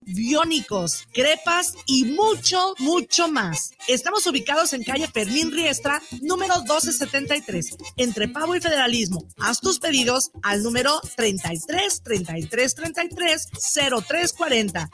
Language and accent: Spanish; Mexico